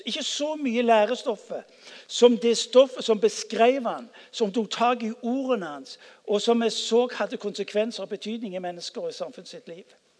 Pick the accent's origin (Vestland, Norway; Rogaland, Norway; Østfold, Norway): Rogaland, Norway; Stavanger; jeg vokste opp på Ullandhaug